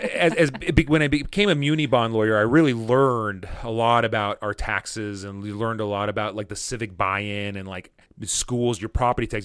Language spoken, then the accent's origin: English; Fullerton, California, United States; I grew up in Fullerton